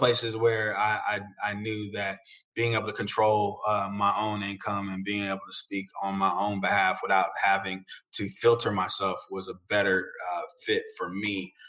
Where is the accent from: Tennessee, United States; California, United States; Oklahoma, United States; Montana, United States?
California, United States; the Bay Area; I grew up in the Bay like you did, Kellen